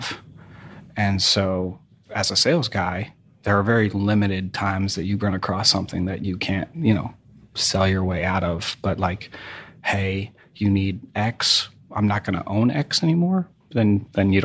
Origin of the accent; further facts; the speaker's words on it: New England, United States; I grew up in New England, and my folks were, you know, middle class ish